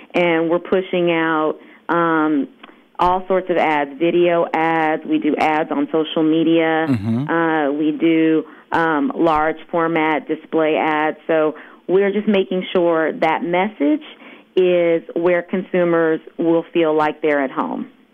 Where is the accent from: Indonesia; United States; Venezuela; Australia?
United States; Los Angeles, California; growing up in Los Angeles, which is where I'm based